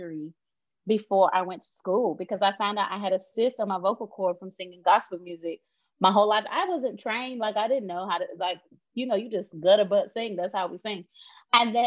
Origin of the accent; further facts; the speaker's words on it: North Carolina, United States; moved away as an adult; now in United Kingdom; I grew up in North Carolina on a hog farm